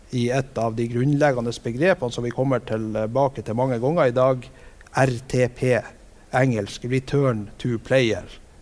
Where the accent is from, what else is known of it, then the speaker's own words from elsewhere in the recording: Vestbygda, Norway; hjemme i Vestbygda